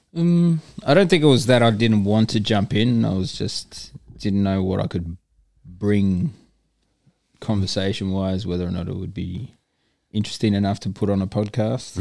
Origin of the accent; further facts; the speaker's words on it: Darwin, Northern Territory, Australia; moved away as an adult; also born or lived in Sydney; now in Perth, Australia; I grew up there.